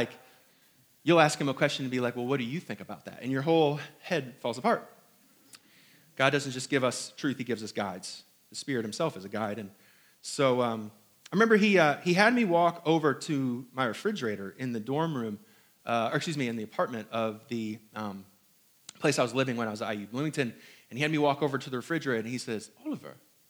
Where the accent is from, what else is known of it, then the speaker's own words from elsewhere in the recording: Hong Kong; born there; I was not born here in the South. I was not also born in New York, or was I born in Indiana? I was born in Hong Kong.